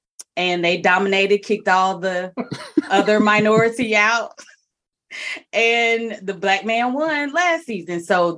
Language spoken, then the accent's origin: English; Alabama, United States; I'm from Alabama.